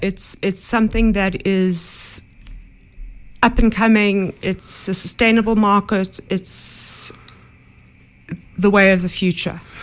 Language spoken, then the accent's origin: English; Johannesburg, Gauteng, South Africa; I grew up in Johannesburg